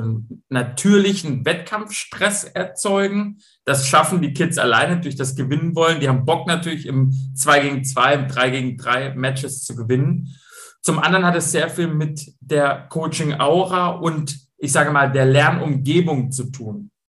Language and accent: German; Stuttgart, Baden-Württemberg, Germany; accent: Swabian; moved away as an adult; also born or lived in Braunschweig; ich bin Schwabe, ich komme aus Stuttgart